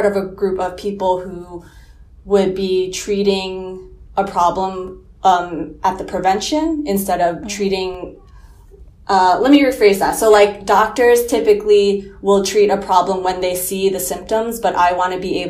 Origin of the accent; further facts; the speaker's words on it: New York City, New York, United States; I was born and raised in New York City